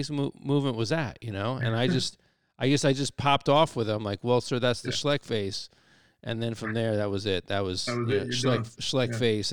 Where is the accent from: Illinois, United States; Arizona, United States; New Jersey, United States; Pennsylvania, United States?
New Jersey, United States; I'm from New Jersey as well.